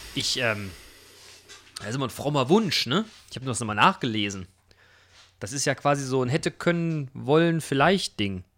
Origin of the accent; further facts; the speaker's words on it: Germany; uns als Deutsche